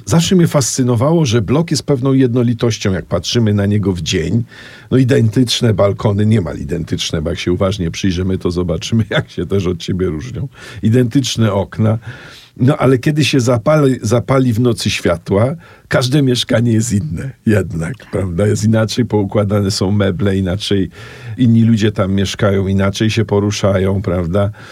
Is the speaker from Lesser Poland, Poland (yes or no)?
yes; Kraków, Lesser Poland, Poland; also born or lived in Oświęcim; kiedy przeprowadziliśmy się mm, z Oświęcimia do Krakowa Miałem 7 lat. Zamieszkałem w dużym bloku na osiedlu wówczas Widok, dzisiaj Bronowice e, Nowe.